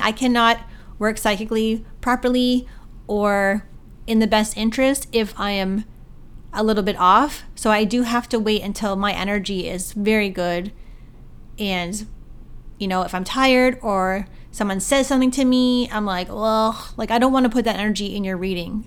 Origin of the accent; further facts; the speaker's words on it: Canada; my hometown Sobeys